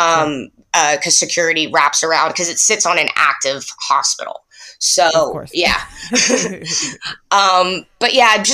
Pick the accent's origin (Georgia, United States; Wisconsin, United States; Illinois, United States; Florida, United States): Florida, United States; now in Detroit, United States; I'm from Florida